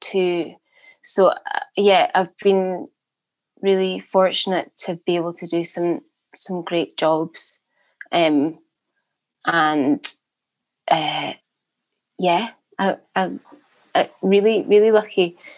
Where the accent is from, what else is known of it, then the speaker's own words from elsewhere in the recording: the Highlands, Scotland, United Kingdom; moved away as an adult; also born or lived in Glasgow / Edinburgh / Durham; now in London, United Kingdom; I'm from the Highlands originally